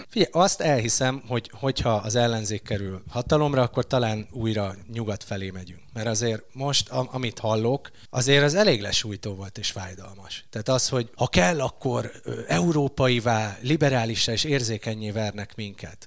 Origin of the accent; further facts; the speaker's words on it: Hungary; én vidékről jövök.